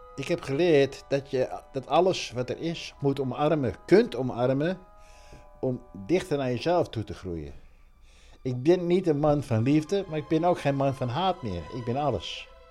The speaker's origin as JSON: {"language": "Dutch", "country": "Netherlands", "said": "ik ben Hollander in een Hollands café."}